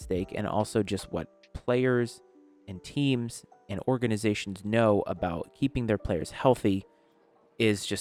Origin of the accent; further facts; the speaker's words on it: Rhode Island, United States; being born and raised in Rhode Island